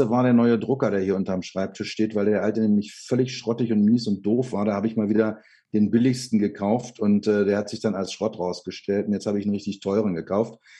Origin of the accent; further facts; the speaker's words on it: Berlin, Germany; moved away as an adult; also born or lived in Böblingen / Mallorca; Ich bin gebürtiger Lichtenrader